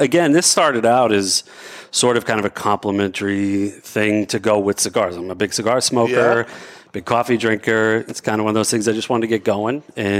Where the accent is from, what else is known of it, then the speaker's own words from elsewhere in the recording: Central Massachusetts, United States; moved away; I'm originally from Central Mass